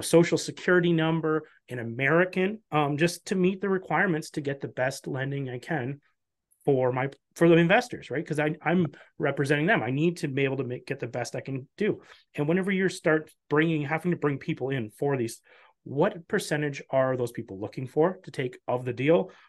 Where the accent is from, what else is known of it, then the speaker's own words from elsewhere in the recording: Canada; as a Canadian